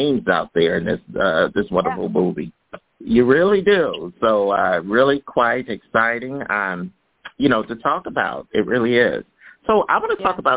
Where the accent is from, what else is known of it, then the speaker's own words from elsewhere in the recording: Philadelphia, Pennsylvania, United States; I'm from Philly